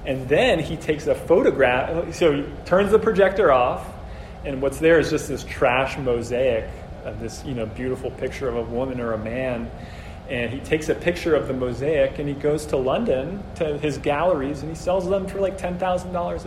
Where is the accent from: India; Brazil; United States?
Brazil; moved away; I'm from Brazil originally